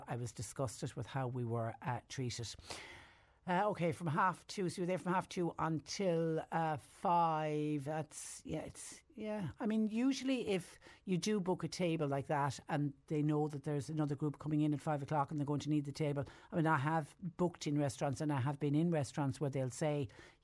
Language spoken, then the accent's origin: English; Ireland; now in Mallow, Ireland